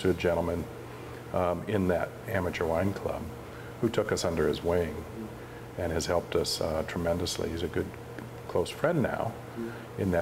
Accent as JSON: {"language": "English", "area": "Sonoma County", "region": "Northern California", "country": "United States", "tie": "born or raised there", "moved": "as an adult", "lives_now": "Oregon, United States", "said": "I grew up in Northern California in Sonoma County, wine country, and ended up doing some engineering down there prior to moving up here"}